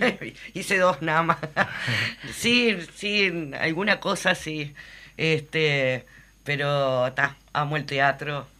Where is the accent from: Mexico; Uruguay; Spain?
Uruguay; lo que somos los uruguayos